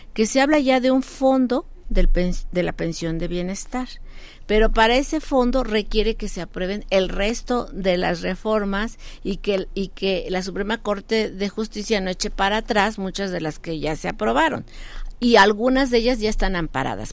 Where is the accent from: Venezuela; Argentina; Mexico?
Mexico; como mexicanos